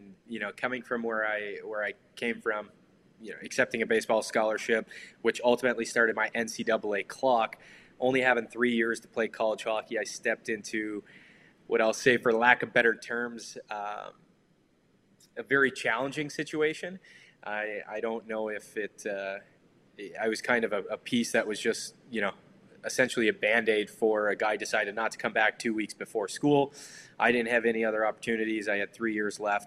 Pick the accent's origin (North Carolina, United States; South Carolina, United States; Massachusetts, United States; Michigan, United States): Michigan, United States; Detroit; Growing up in Detroit, I obviously grew up with a lot of great hockey around me